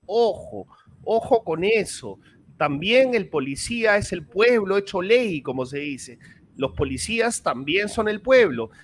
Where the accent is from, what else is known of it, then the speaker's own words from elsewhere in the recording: Peru; yo sí me siento herido como peruano